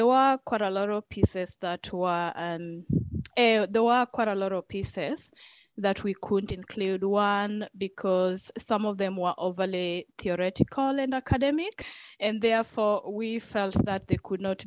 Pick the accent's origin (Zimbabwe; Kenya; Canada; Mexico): Kenya; now in New Zealand; being Kenyan